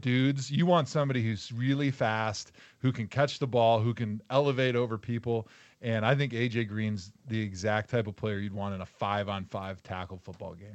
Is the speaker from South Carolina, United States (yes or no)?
no; Wisconsin, United States; my hunting background growing up in Wisconsin